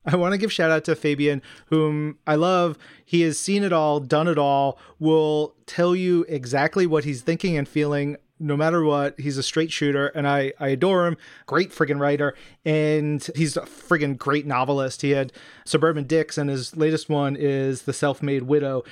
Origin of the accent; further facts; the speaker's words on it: New York City, New York, United States; growing up around New York City and going into my mom's office with her